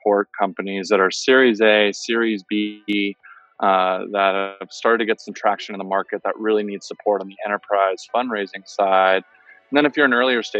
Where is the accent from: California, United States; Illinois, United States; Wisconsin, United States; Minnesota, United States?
California, United States; San Francisco; now in Miami, United States; I'm originally from San Francisco, and I was in Miami for a long time